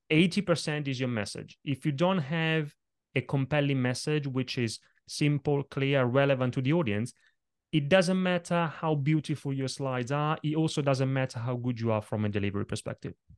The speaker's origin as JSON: {"language": "English", "country": "Italy", "tie": "born or raised there", "moved": "yes", "lives_now": "London, United Kingdom", "said": "when I was a little kid growing up in Italy"}